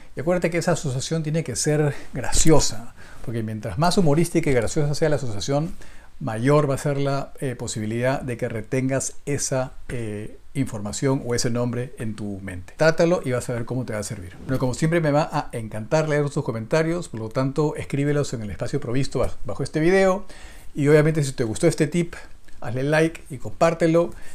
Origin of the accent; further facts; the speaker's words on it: Peru; yo soy de Perú